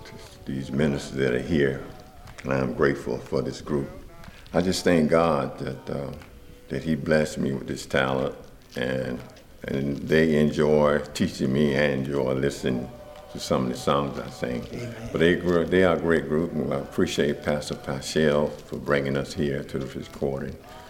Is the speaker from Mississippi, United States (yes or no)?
yes; Mississippi, United States; now in Hampton, United States; I'm originally from Mississippi, but I've been here since 84 in Hampton, Virginia.